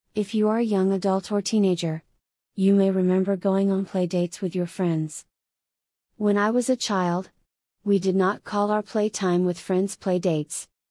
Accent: Florida, United States; my home state of Florida

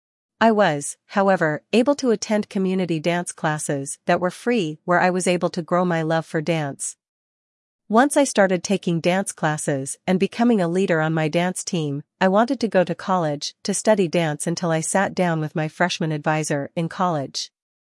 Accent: Port Arthur, Texas, United States; I am from Port Arthur, Texas, a little town that houses the world's largest refinery and many chemical manufacturing facilities. I grew up with oil and gas literally in my backyard

